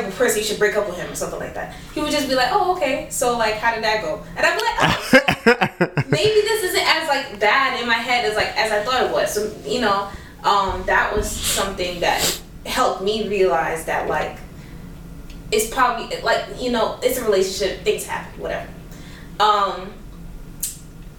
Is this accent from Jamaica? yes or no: yes; Jamaica; I'm Jamaican